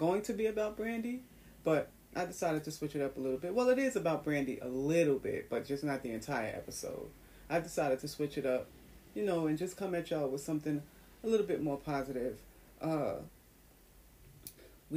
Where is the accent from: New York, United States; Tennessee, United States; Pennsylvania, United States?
New York, United States; New York City; my hometown, New York City in Times Square